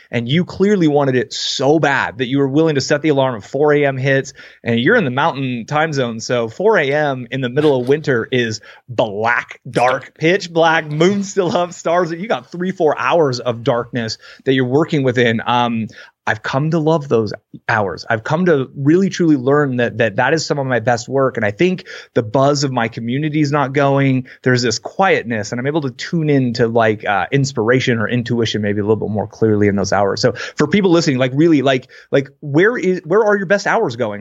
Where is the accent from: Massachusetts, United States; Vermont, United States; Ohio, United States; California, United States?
California, United States; Bay Area; I grew up in the Bay Area